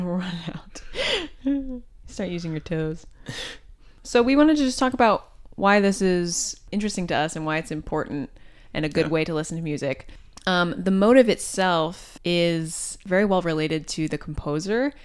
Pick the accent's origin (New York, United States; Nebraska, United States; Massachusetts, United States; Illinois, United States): Illinois, United States; Champaign; I play the cello and I'm from Champaign, Illinois.